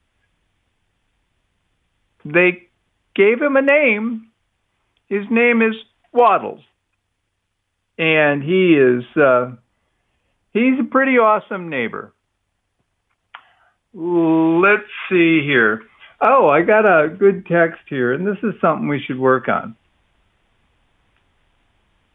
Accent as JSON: {"language": "English", "region": "Midwest", "country": "United States", "tie": "born or raised there", "moved": "yes", "lives_now": "Texas, United States", "said": "I'm from the Midwest"}